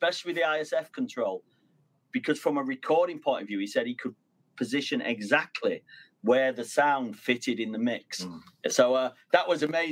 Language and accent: English; Manchester, North West England, United Kingdom; now in Northampton, United Kingdom; I'm originally from Manchester.